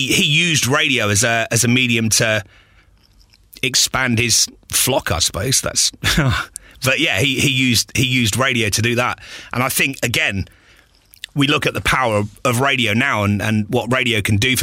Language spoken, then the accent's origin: English; Watford, East of England, United Kingdom; also born or lived in Eastbourne, Sussex; I was born in Eastbourne in Sussex. Lived there till I was about 8 or 9. Mum and dad split up and we moved with my mum to Watford. So I kind of grew up in Watford